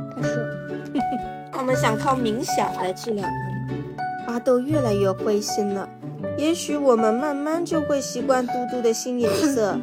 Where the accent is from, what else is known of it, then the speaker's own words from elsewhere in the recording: China; 我们中国人